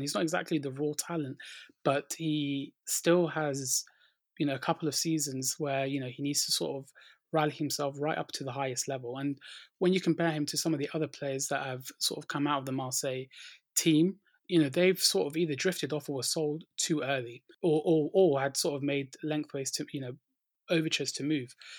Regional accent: London, United Kingdom; growing up in North London

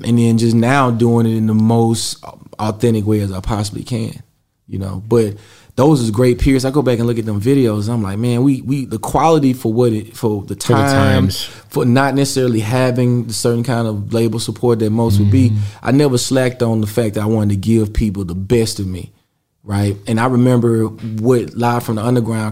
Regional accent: Mississippi, United States; I'm from Mississippi

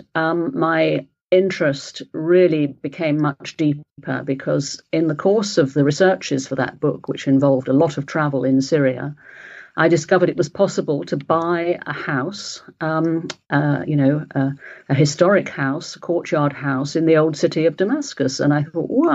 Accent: Wales, United Kingdom; I was born in Wales, and my mother is German and my father is English

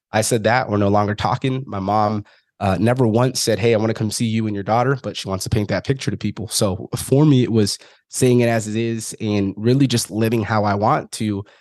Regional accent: Fresno, California, United States; originally, I'm from Fresno, California.

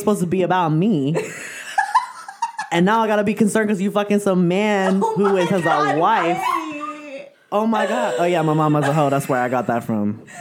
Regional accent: San Francisco, California, United States; moved away as an adult; now in Southern California, United States; I'm originally from San Francisco, and it wasn't until I moved to Southern California

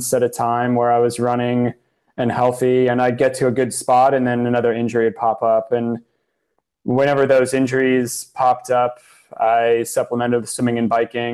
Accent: South Florida, United States; I grew up down in South Florida

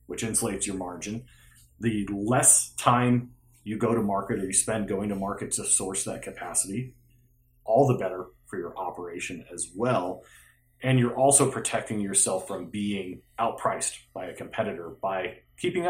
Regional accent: Phoenix, Arizona, United States; I grew up in Phoenix, Arizona

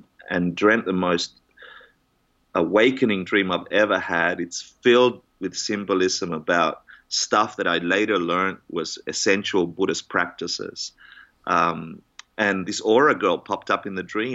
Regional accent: Australia; moved away as an adult; now in New York, United States; I'm Australian. I'm not American

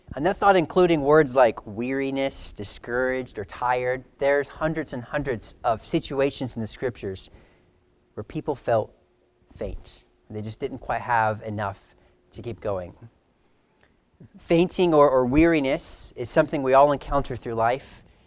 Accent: California, United States; growing up in California

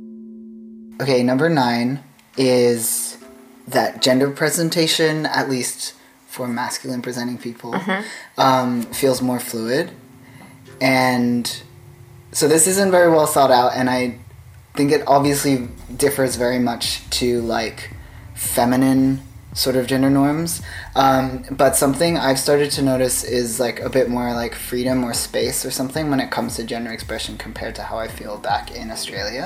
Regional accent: Taipei, Taiwan; moved away; growing up in Taipei

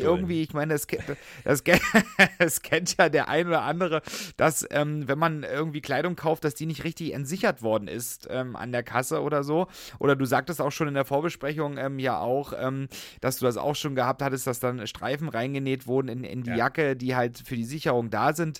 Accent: Saxony, Germany; now in Berlin, Germany; Ich komme ja gebürtig auch aus Sachsen

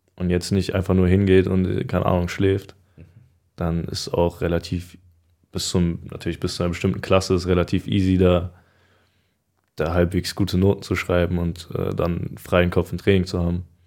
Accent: Frankfurt, Hesse, Germany; ich bin ja in Frankfurt auch groß geworden. Also ich kenne mich hier aus und ist für mich, ist für mich immer noch Heimat.

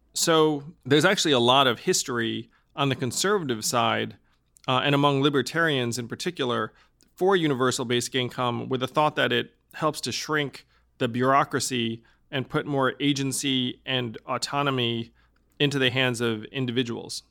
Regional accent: New York, United States; I'm from New York

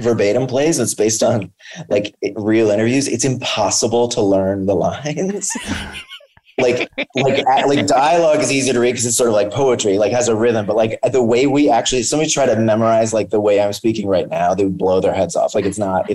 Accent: Chicago, Illinois, United States; I'm from Chicago

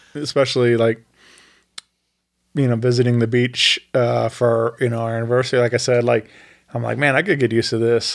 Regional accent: Wentzville, Missouri, United States; Wentzville is my hometown r, where I went to school

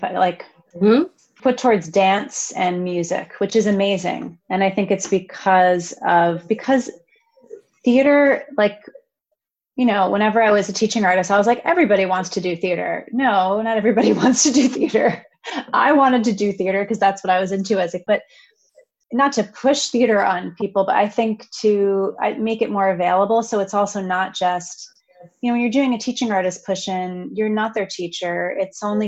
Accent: Long Island, New York, United States; I'm a whatever 30-something woman from, I grew up on Long Island

